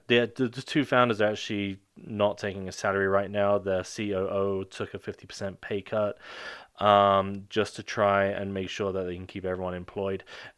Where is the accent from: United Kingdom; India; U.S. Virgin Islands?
United Kingdom; I'm British.